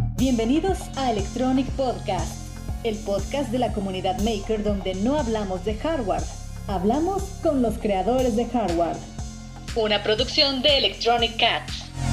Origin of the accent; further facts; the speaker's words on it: Tlaxcala, Mexico; moved away as an adult; also born or lived in Puebla; originalmente soy de Tlaxcala